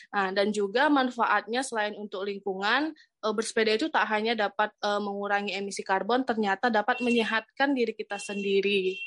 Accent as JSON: {"language": "Indonesian", "region": "North Sumatra", "country": "Indonesia", "moved": "yes", "lives_now": "Bogor, Indonesia", "said": "saya dari Sumatera Utara dan sekarang di Bogor"}